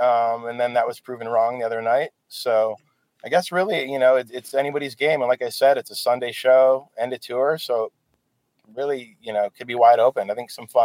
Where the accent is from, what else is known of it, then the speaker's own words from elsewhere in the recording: Michigan, United States; moved away; I'm from the Michigan, so Midwest was like my run.